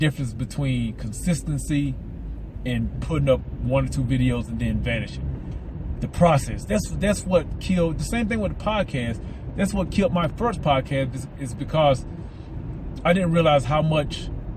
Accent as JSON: {"language": "English", "region": "the South", "country": "United States", "said": "I'm from the South, so I got some Southerners to me"}